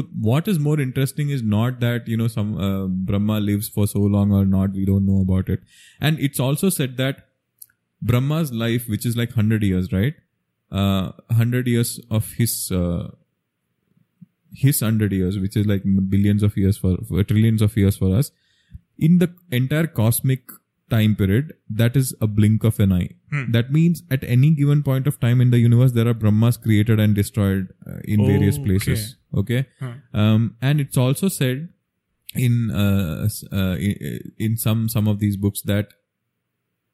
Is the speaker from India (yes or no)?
yes; Kerala, India; We are from Kerala and we celebrate Onam every year